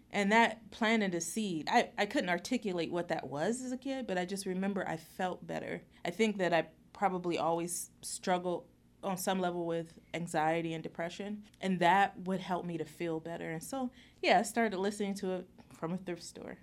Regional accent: Youngstown, Ohio, United States; moved away; I grew up in Youngstown, Ohio

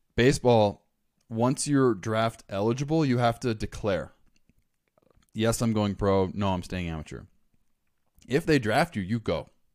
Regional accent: Los Angeles County, Southern California, United States; moved away as an adult; I grew up in Southern California, Los Angeles County

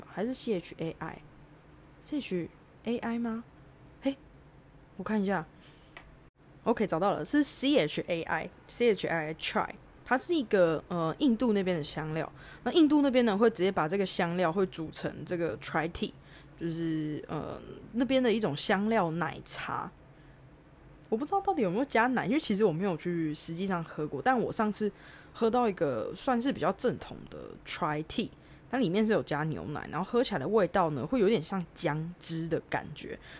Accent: Taiwan; moved away as an adult; now in Australia; 跟我们台湾人喝咖啡的概念比较不太一样

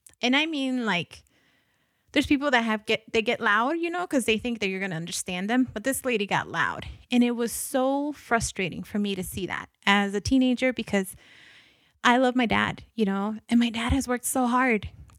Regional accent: Guatemala; born there; first language Spanish; English is a second language; I don't have a Latino accent. I don't have a Guatemalan accent. I mean, I was born in Guatemala. I was raised in a household that spoke Spanish only.

